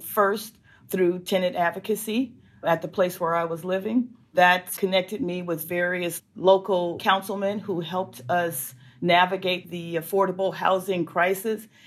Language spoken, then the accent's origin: English; Los Angeles, California, United States; I grew up in Los Angeles